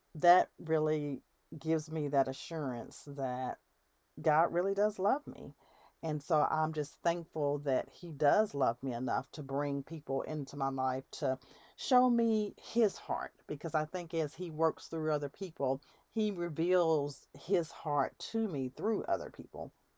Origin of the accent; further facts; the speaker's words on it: United States; I have in my country as an American